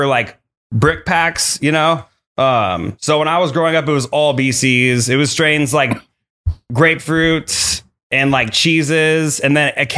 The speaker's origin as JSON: {"language": "English", "town": "Mission Viejo", "region": "California", "country": "United States", "tie": "born or raised there", "said": "South Orange County. I grew up in Mission Viejo."}